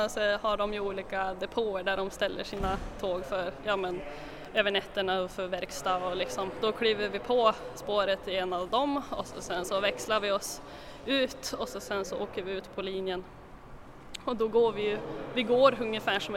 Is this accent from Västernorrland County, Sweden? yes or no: no; Skellefteå, Västerbotten County, Sweden; Ja, jo, jag är från Skellefteå så att, eh, men jag har bott här nere i södra delarna av Sverige under några år så det har väl tvättats bort lite grann men jag försöker krampaktigt hålla kvar min dialekt.